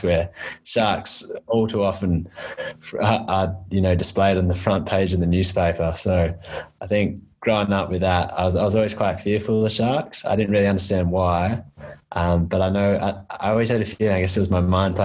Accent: Western Australia, Australia; growing up along the coast in Western Australia

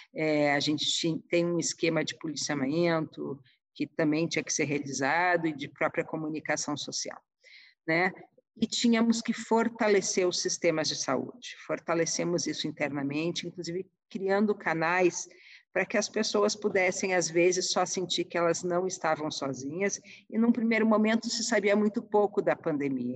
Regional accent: Porto Alegre, Rio Grande do Sul, Brazil; moved away as an adult; also born or lived in Ijuí, Brazil; now in Brasília, Brazil; eu sou gaúcha, é, nasci em Porto Alegre

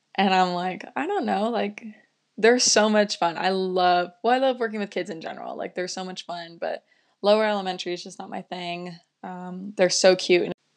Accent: Las Vegas, Nevada, United States; moved away as an adult; now in Durango, United States; I'm originally from Las Vegas, Nevada

